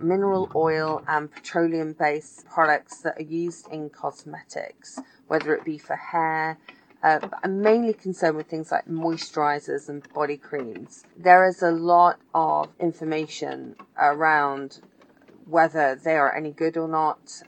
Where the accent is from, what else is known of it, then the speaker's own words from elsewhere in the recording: United Kingdom; now in San Francisco, United States; I live near San Francisco, but I'm originally from Britain.